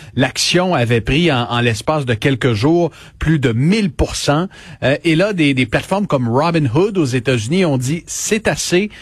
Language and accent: French; Quebec, Canada; c'est chez nous, à Laval, au Québec